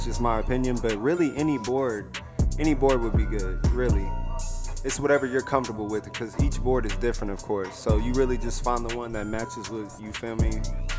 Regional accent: Louisville, Kentucky, United States; I'm from Louisville, Kentucky.

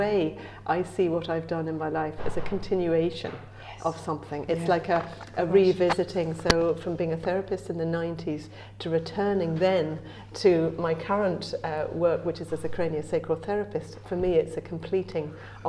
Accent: England, United Kingdom; accent: English; now in Ireland; I came to Ireland because I was following this pulse inside me, mm. right? And despite my incredibly English accent, I feel really at home in Ireland.

